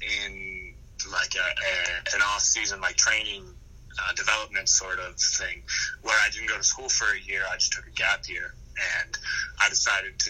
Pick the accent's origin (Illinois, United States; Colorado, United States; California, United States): Colorado, United States; Bayfield; moved away as an adult; now in Akron, United States; the town that I grew up in, I'm from a very small town in southwest Colorado